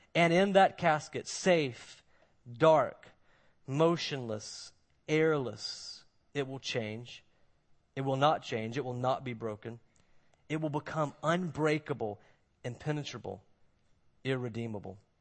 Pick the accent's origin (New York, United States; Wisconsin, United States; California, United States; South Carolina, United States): South Carolina, United States; Moncks Corner; now in Mount Pleasant, United States; I'm from Monk's Corner